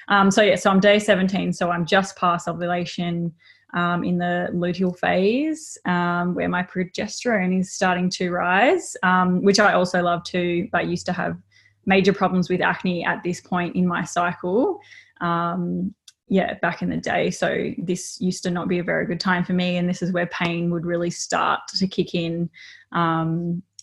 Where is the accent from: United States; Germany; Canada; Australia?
Australia; Melbourne, Victoria; now in Gold Coast, Australia; I wasn't born and bred up here. I was born in Melbourne and sort of transitioned my way up here over time